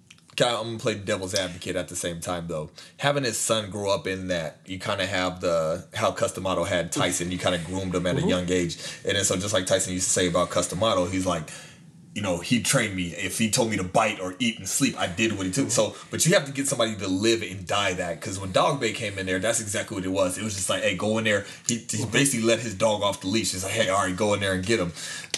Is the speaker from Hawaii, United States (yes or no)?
no; Virginia, United States; I'm from Virginia.